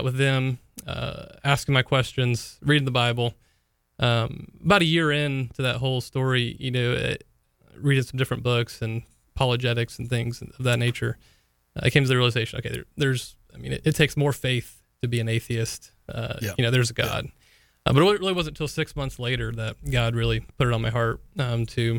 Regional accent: St. Augustine, Florida, United States; also born or lived in Jacksonville, Florida; I grew up in St. Augustine, Florida, where I was born and raised

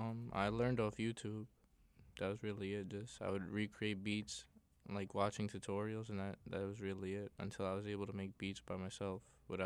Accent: Yonkers, New York, United States; I'm from Yonkers.

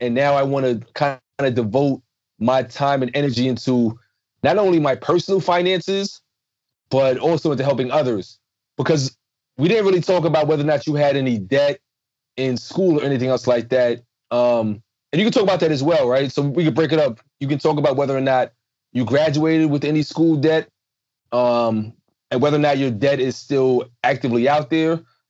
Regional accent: New York City, New York, United States; I said, "No, I'm from Brooklyn."

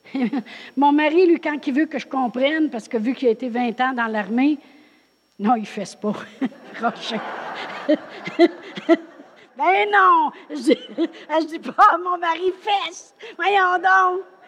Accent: Drummondville, Quebec, Canada; moved away as an adult; also born or lived in New Brunswick; moi je viens de Drummondville

